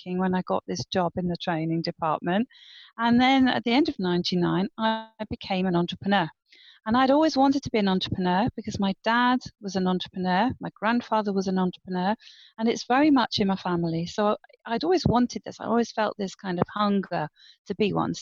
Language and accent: English; Guernsey; moved away as an adult; also born or lived in United Kingdom / Caribbean; I'm from Guernsey, Channel Islands